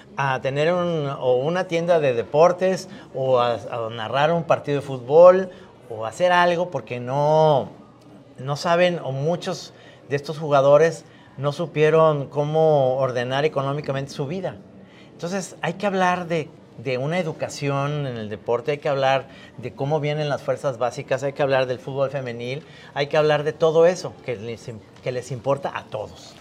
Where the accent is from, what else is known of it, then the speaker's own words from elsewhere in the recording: Mexico; como caricaturista mexicano